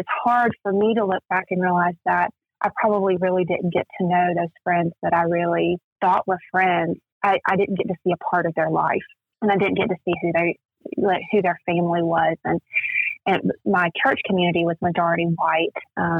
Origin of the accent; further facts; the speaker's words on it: South Georgia, United States; I grew up in South Georgia, mainly through my middle school and high school years. And it was a majority, or the community that I grew up in was majority white.